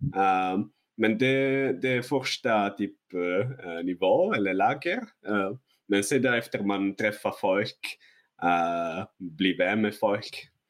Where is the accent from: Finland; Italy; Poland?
Italy; northern Italy; Swedish is a second language; moved away as an adult; now in Sweden; Jag, jag kommer från norra Italien också, så det är eh, under berg